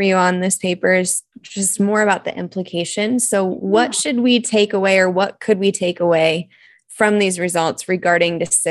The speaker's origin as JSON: {"language": "English", "town": "Ankeny", "region": "Iowa", "country": "United States", "tie": "born or raised there", "moved": "yes", "said": "I'm actually from Iowa. So you're in my home state."}